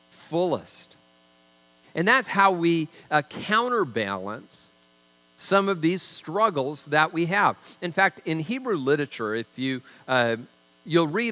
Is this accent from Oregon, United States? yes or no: no; Tacoma, Washington, United States; I'm from Tacoma